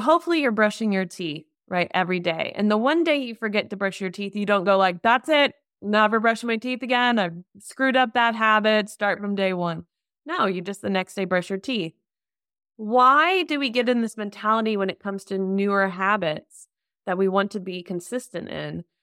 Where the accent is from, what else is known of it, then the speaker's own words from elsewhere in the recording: United States; now in Germany; I'm an American living in Germany